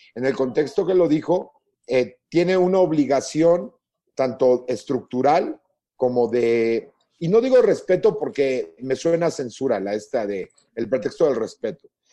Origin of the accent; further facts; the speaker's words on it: Mexico; los mexicanos nos morimos de risa hasta de la muerte